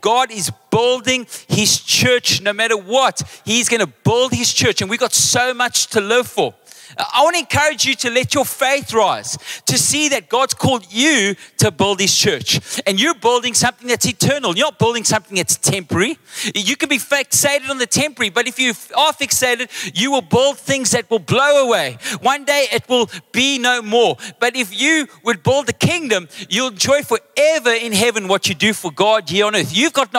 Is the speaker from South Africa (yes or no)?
yes; Western Cape, South Africa; then they realize I'm actually English, Mudertong, mama.